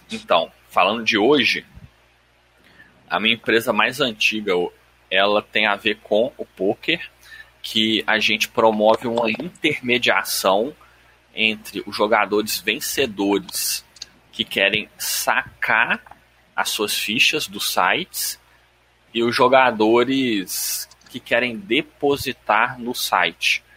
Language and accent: Portuguese; Belo Horizonte, Minas Gerais, Brazil; Eu sou de BH, mineiro, raiz